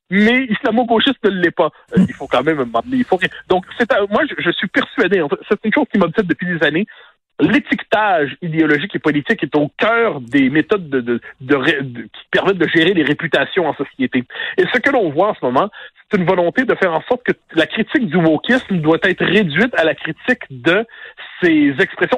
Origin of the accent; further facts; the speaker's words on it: North Shore of Montreal, Quebec, Canada; moi qui viens de la rive nord de Montréal